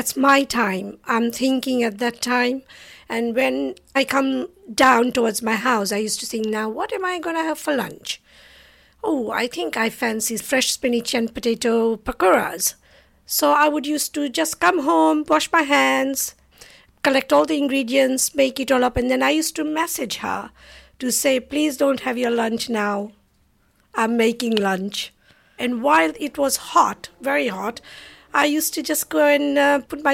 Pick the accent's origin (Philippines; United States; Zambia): Zambia; Lusaka, Lusaka Province; moved away as an adult; now in United Kingdom; I was born in Lusaka, Zambia, in Africa. And I came over here to study.